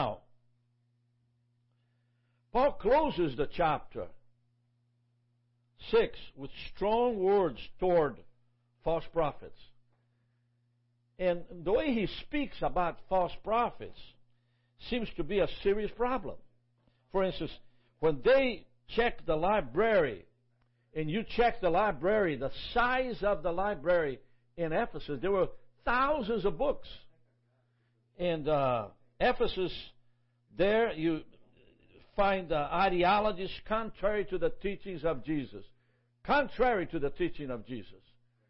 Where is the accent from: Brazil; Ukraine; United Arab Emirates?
Brazil; now in Jacksonville, United States; I'm originally from Brazil. God brought me to America through a series of factors.